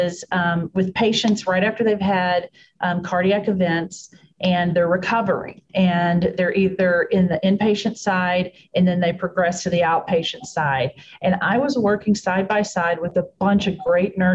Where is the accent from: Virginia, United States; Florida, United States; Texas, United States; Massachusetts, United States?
Texas, United States; now in Pittsburgh, United States; Born and raised in Texas.